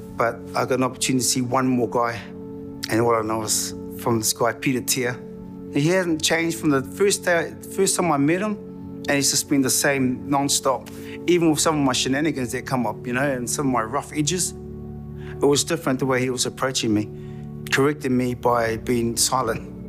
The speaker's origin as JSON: {"language": "English", "town": "Porirua", "region": "Wellington", "country": "New Zealand", "said": "I'm from Porirua."}